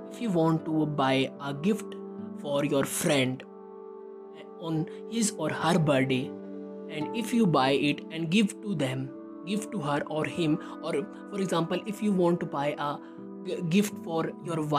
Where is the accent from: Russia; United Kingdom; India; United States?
India; I am from India.